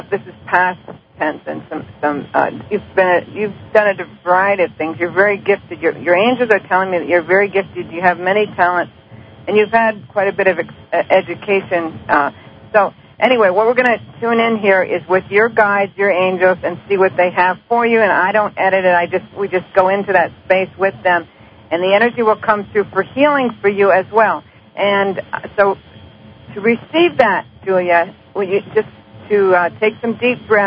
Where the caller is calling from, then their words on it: Maryland, United States; I'm calling from Maryland.